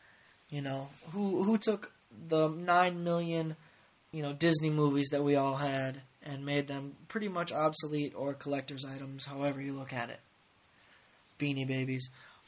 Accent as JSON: {"language": "English", "country": "Ireland", "said": "the last podcasts, I tried to actually do a Scottish accent, which I don't understand why, because I'm clearly Irish."}